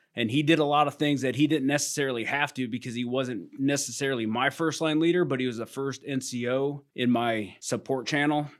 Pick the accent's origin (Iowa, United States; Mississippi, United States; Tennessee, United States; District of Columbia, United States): Iowa, United States; moved away; I was born and raised in Iowa, spent most of my life living on a farm.